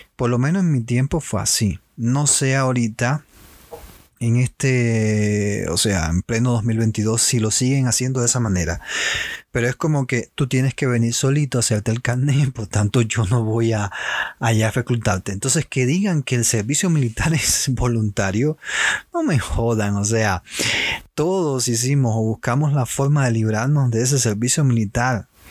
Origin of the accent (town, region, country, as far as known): Cuba; moved away